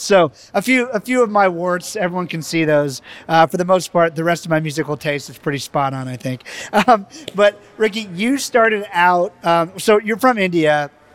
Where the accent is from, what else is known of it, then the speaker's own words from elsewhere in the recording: Barbados; moved away; my parents and my family and I was born in the Caribbean islands and and Barbados